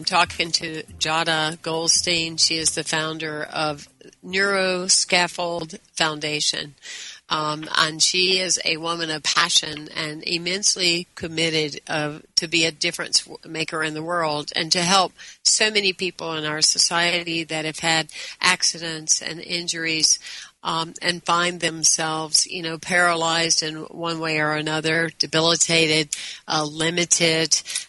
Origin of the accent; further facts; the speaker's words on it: the South, United States; I told you I was bilingual. You truly are, but I'm English and Southern.